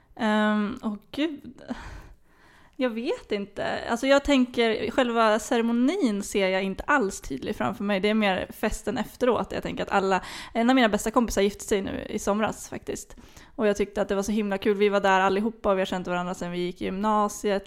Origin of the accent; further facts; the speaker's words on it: Flen, Södermanland, Sweden; moved away; hemma i Flen